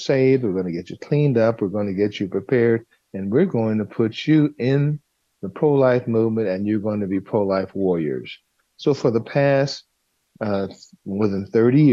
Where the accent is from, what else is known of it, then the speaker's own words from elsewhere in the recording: Los Angeles, California, United States; I was raised in South Central Los Angeles